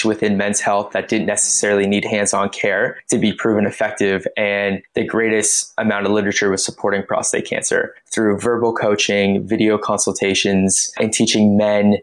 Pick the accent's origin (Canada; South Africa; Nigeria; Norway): Canada; moved away as an adult; now in Melbourne, Australia; I am Canadian and I am a men's health physio, having studied here in Melbourne, Australia, and that's currently where I'm living.